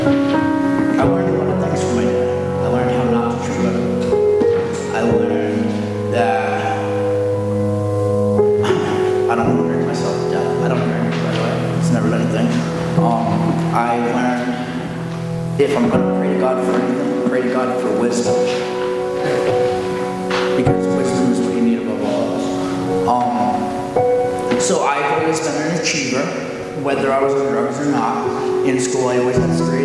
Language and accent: English; Coventry, Rhode Island, United States; I'm from Coventry, Rhode Island